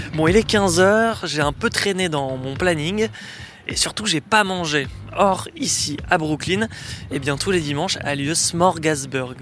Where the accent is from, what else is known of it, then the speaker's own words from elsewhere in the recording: Paris, Île-de-France, France; je suis journaliste français, je viens de Paris.